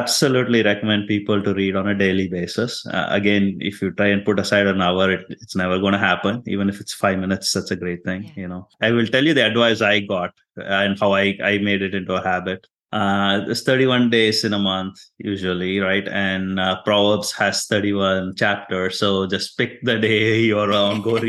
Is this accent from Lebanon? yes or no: no; India; now in Texas, United States; I'm Indian or I'm Christian